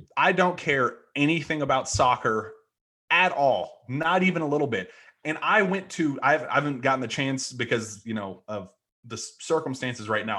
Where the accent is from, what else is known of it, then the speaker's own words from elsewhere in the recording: Louisville, Kentucky, United States; I grew up in Louisville